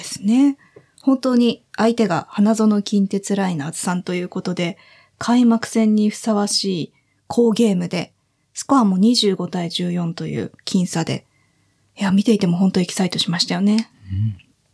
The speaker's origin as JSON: {"language": "Japanese", "town": "Sagamihara", "region": "Kanagawa", "country": "Japan", "tie": "born or raised there", "also_born_or_lived": "Fukushima", "said": "相模原の南区の出身で、生まれも育ちも"}